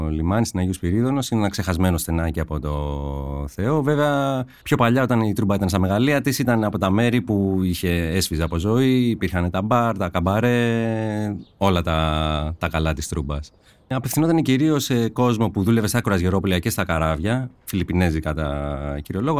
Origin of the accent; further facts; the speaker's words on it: Korydallos, Attica, Greece; also born or lived in Marousi; γεννήθηκα στο Μαρούσι, και έχω μεγαλώσει στο σκιστό Κορυδαλού. Είμαι 40 χρονών